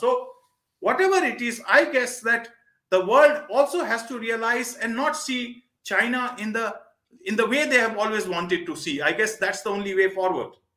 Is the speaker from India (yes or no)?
yes; India; as an Indian